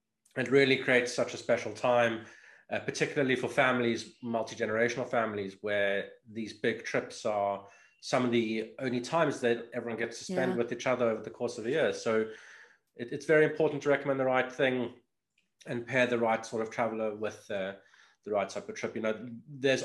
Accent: Cape Town, Western Cape, South Africa; my hometown

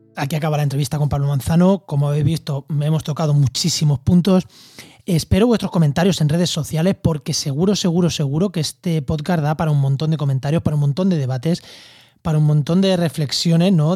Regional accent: a village in Albacete, Castilla-La Mancha, Spain; Yo en mi pueblo, en Albacete, en, cerca de Ciudad

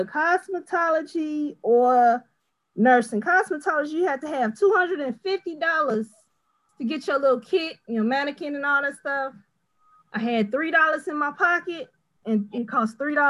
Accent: Chicago, Illinois, United States; Jeffrey Manor, the south side of Chicago

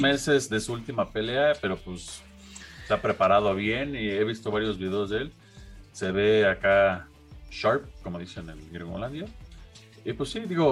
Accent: Mexico; como mexicano

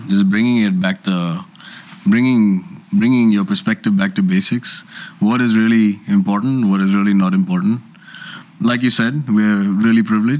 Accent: India; I as an Indian crew can fly to Pakistan on the GD.

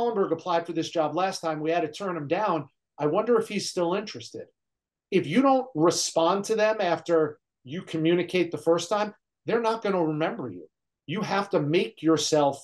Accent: New Jersey, United States; moved away as an adult; also born or lived in Great Falls, Montana; I'm from New Jersey. I'm a Northeasterner. I never left that area.

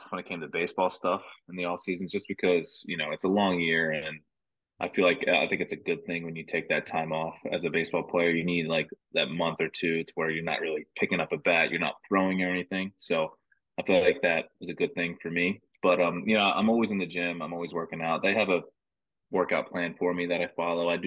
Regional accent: New Jersey, United States; I mean, just because I'm from New Jersey, I'm not the biggest guy.

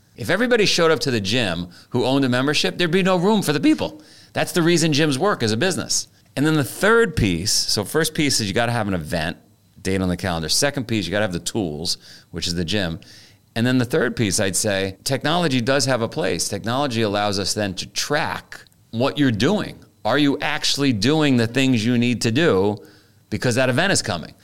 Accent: New York City, New York, United States; I grew up in Queens in the nineteen seventies.

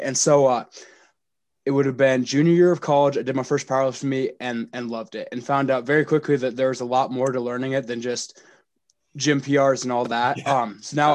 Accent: Western Montana, United States; I grew up in Western Montana

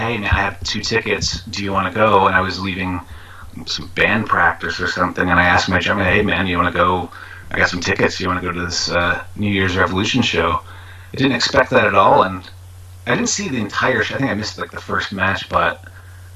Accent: New York, United States; growing up in New York

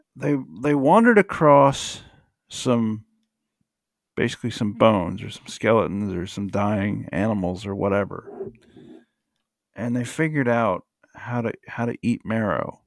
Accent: United States; I'm just an American

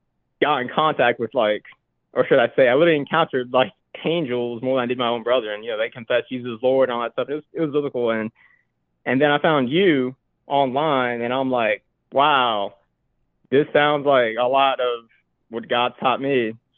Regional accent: North Carolina, United States; From North Carolina.

